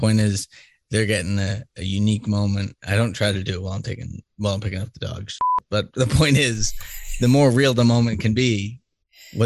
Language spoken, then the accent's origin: English; Boston, Massachusetts, United States; moved away; I grew up in Boston.